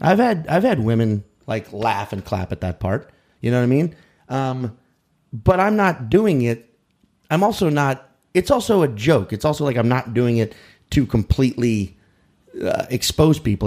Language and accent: English; New Orleans, Louisiana, United States; now in New York City, United States; I'm from New Orleans, but my parents moved us to the suburbs, you know, and, and which only half an hour outside the city